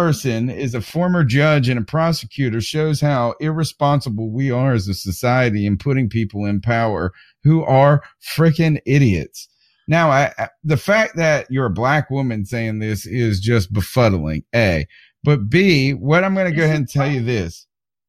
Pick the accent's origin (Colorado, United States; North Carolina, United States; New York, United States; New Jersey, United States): North Carolina, United States; Eastern; I'm from Eastern North Carolina